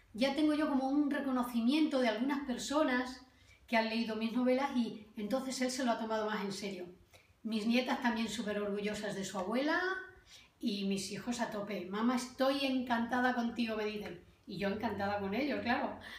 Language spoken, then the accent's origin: Spanish; Valencia de Alcántara, Extremadura, Spain; Valencia de Alcántara, mi pueblo que me acogió